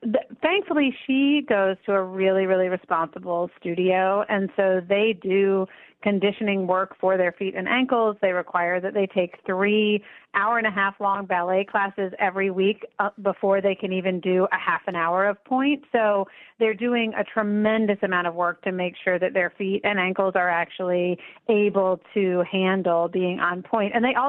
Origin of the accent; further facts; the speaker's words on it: United States; both because I'm an American and also because I have an able body